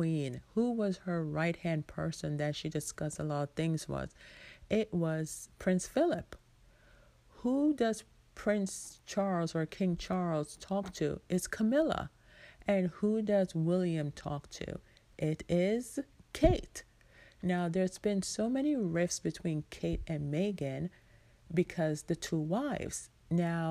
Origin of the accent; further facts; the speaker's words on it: Jamaica; I am Jamaican